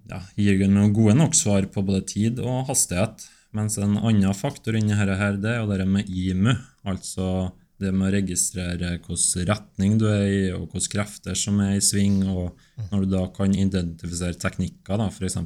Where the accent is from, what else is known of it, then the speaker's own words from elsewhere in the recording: Steinkjer, Trøndelag, Norway; Jeg er fra Steinkjer